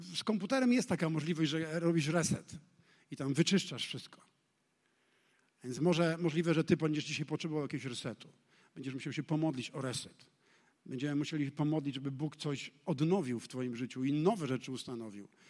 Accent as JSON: {"language": "Polish", "country": "Poland", "tie": "born or raised there", "said": "urodziliśmy się w Polsce"}